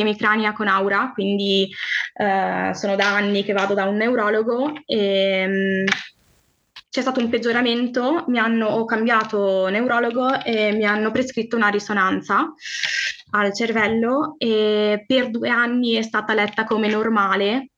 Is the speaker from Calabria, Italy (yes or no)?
no; Friuli-Venezia Giulia, Italy; sono del Friuli, Venezia Giulia